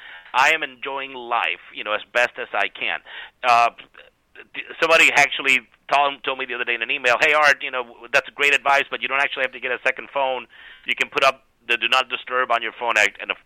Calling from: Florida, United States; I'm coming from Florida. I know I should be ashamed.

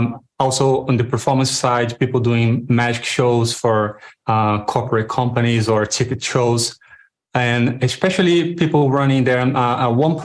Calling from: Rio de Janeiro, Brazil; I'm coming in from Brazil, Rio de Janeiro.

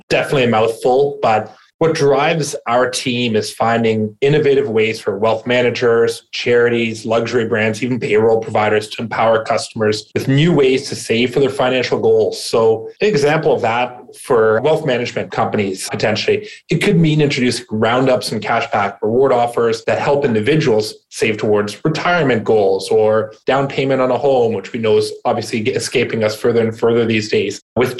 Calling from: Ontario, Canada; Right now, I'm in snowy Ontario, Canada, about an hour outside of Toronto.

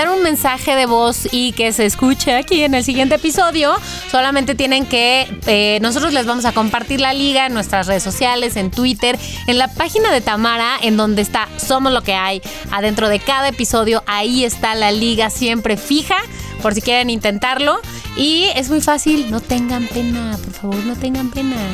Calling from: Mexico City, Mexico; Hola chicos … de la Ciudad de México.

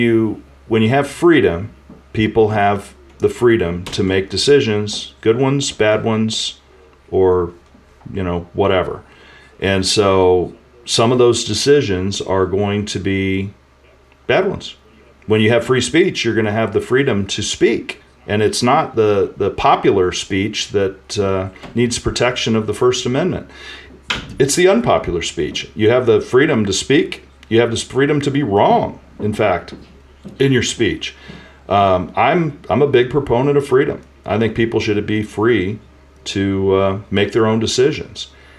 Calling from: St. Louis, Missouri, United States; I think it's an undisclosed location near St. Louis.

